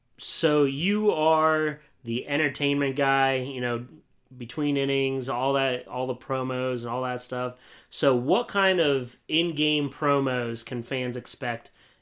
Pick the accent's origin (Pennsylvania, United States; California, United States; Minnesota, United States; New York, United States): Pennsylvania, United States; Williamsport; also born or lived in Beloit, Wisconsin; now in Delaware, United States; I'm from Williamsport, which isn't too crazy far away from Altoona. It's pretty much smack right dab in the center of the state, and I'm in Delaware now, so this is the closest I've lived to any family in a long time, honestly.